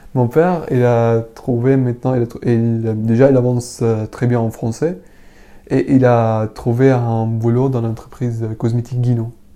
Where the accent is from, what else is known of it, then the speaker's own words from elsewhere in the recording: Syria; French is a second language; moved away as an adult; now in Paris, France; quand j'ai quitté Syrie, j'avais 18 ans